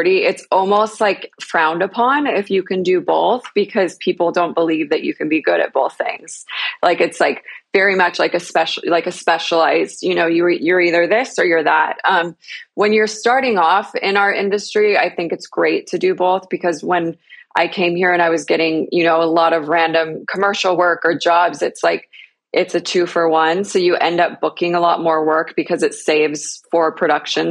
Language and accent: English; Utah, United States; I grew up in Utah.